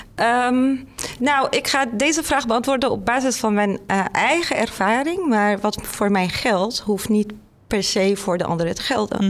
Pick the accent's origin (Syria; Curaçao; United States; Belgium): Syria; Damascus, Damascus Governorate; Dutch is a second language; moved away as an adult; now in Netherlands; ik kom uit Syrië, uit Damascus, de hoofdstad om mhm. precies te zijn